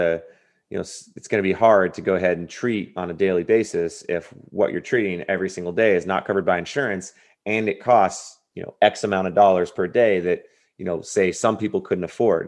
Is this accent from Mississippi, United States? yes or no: no; Southern California, United States; I grew up in Southern California